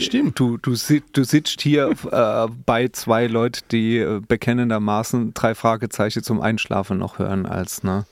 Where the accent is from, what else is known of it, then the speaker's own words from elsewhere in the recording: Speyer, Rhineland-Palatinate, Germany; in Speyer geboren. Ja, ne, zum Beispiel ich